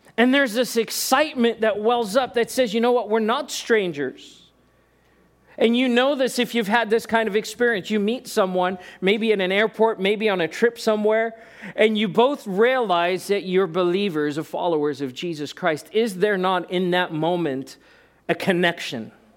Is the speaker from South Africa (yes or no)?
yes; South Africa; moved away; being born in South Africa